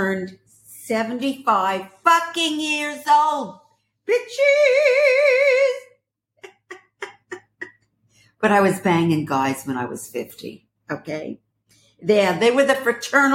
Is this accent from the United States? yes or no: yes; Brooklyn, New York, United States; also born or lived in Paris; I was born in Paris and raised in Brooklyn.